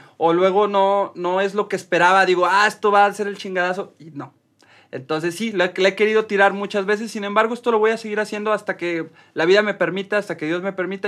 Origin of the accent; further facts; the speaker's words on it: Mexico; como cualquier mexicano